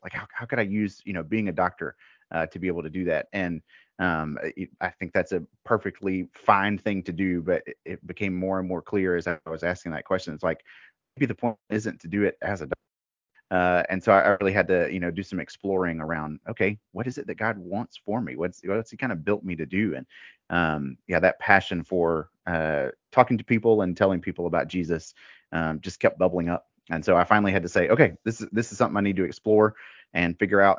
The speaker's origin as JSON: {"language": "English", "region": "Mississippi", "country": "United States", "tie": "born or raised there", "also_born_or_lived": "Colorado / North Carolina", "moved": "as an adult", "lives_now": "Raleigh, United States", "said": "I'm originally from the South. I actually grew up in Mississippi."}